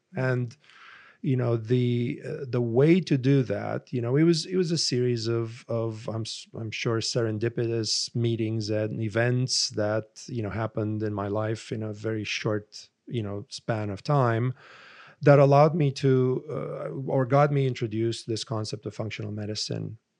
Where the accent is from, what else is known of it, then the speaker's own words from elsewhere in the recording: Romania; moved away as an adult; my father was an infectious disease specialist and growing up in Romania